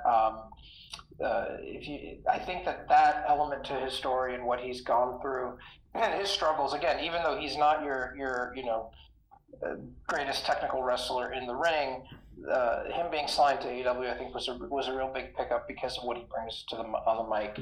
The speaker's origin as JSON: {"language": "English", "town": "New York City", "region": "New York", "country": "United States", "tie": "born or raised there", "said": "coming out of Brooklyn, New York, my hometown"}